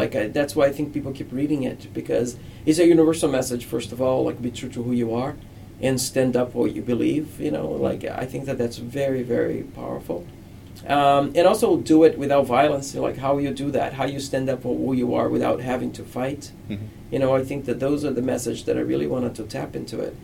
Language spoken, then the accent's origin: English; Rio de Janeiro, Brazil; moved away as an adult; now in United States; I grew up in Brazil